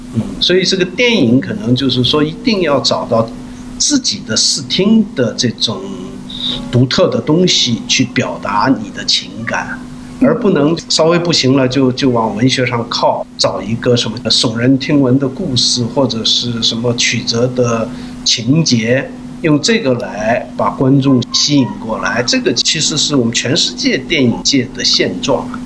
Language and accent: Chinese; Yanbian, Jilin, China; accent: Yanbian dialect; moved away as an adult; now in South Korea; 延边的，就叫龙井市明洞村，原来叫合龙县明洞村。因为我，呃，也是我的老家嘛，那边，所以我也常去那边